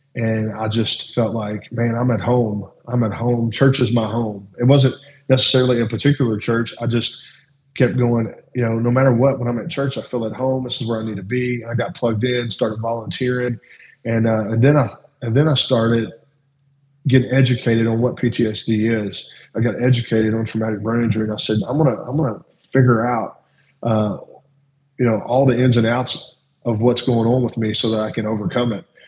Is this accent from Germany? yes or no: no; Louisville, Kentucky, United States; I grew up in South Louisville